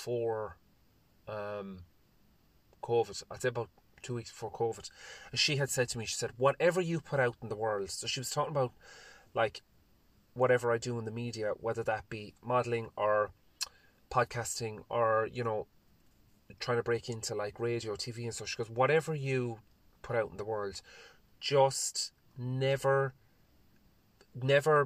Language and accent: English; Ireland; I also love being an Irish man